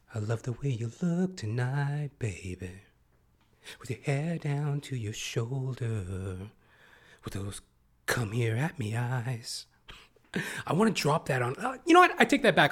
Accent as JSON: {"language": "English", "country": "Canada", "said": "as a Canadian"}